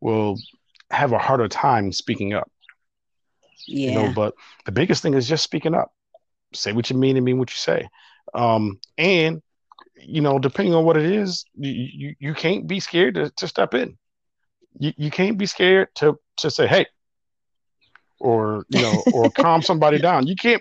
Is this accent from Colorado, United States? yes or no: no; Buffalo, New York, United States; moved away; growing up in Buffalo as a kid